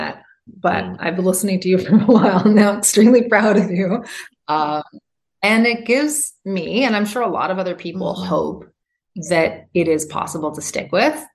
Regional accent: Canada; now in United States; I'm Canadian. I come from a place where it's possible to go to the doctor no matter whether or not you have a job

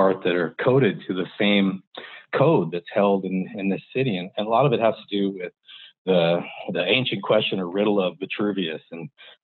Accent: Longview, Washington, United States; I grew up in Longview, Washington

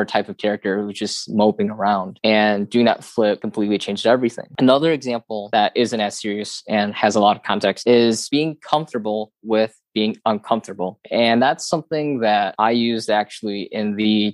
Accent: Detroit, Michigan, United States; also born or lived in Dayton, Ohio; I grew up around Detroit, Michigan

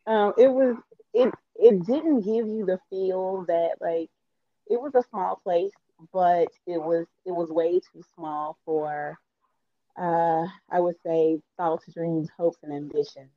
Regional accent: Arkansas, United States; also born or lived in Columbus, Ohio; now in Ohio, United States; I'm originally from Arkansas

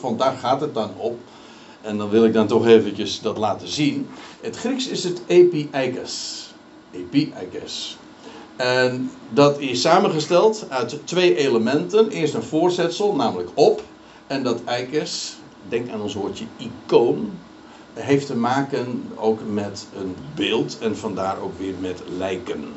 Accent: Netherlands; we als Nederlanders

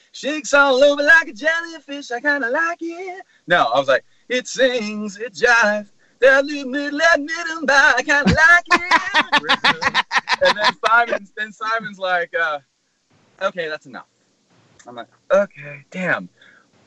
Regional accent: Milpitas, California, United States; I'm from Milpitas, California

